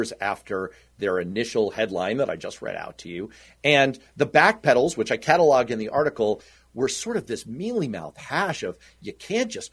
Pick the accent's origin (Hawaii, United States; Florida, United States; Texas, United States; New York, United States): New York, United States; New York City; I grew up in Manhattan